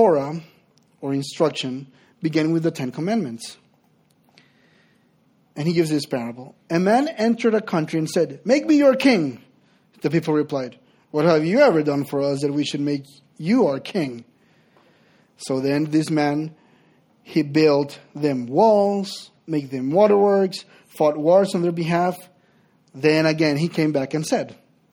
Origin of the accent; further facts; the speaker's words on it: Honduras; English is a second language; moved away as an adult; I'm originally from Honduras.